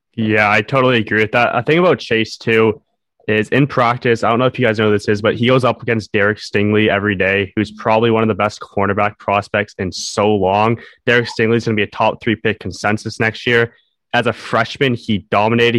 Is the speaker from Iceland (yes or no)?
no; Canada; I'm a Canadian